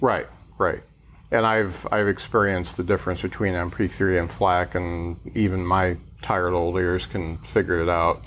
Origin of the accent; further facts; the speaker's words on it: Lakeville, Indiana, United States; I grew up in the Midwest. I grew up in Lakeville